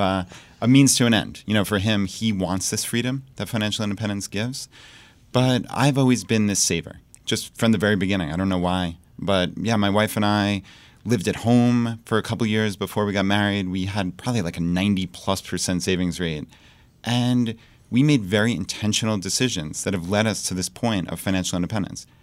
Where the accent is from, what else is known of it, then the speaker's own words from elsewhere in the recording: Long Island, New York, United States; moved away as an adult; now in Richmond, Virginia, United States; So we moved from Long Island, New York, where we lived our entire lives, and we moved to Richmond, Virginia